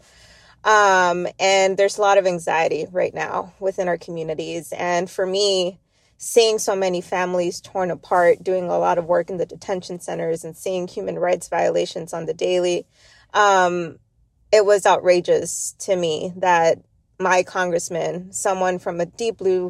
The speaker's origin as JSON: {"language": "English", "town": "Laredo", "region": "Texas", "country": "United States", "tie": "born or raised there", "said": "my story of being born and raised in Laredo, Texas. So it's right. Laredo's right on the Rio Grande River."}